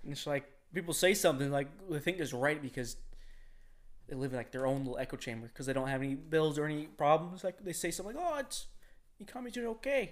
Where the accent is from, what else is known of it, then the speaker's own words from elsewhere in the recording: United States; we're fucking American.